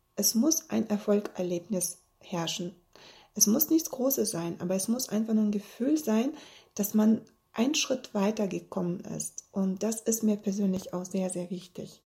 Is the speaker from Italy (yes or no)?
no; Bielefeld, North Rhine-Westphalia, Germany; ich komme aus Bielefeld und ich habe drei Kinder